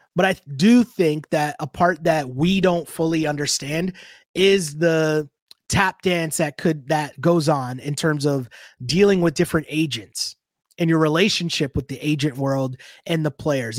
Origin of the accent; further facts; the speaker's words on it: Toronto, Ontario, Canada; I'm from Toronto, grew up in Toronto, born and raised